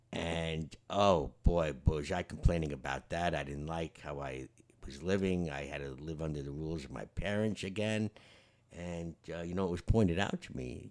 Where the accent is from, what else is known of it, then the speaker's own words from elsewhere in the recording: New York, United States; the guys I grew up with in New York